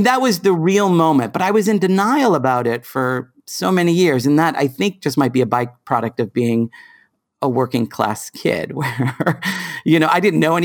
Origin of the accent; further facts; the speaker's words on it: Boston, Massachusetts, United States; I grew up in South Boston.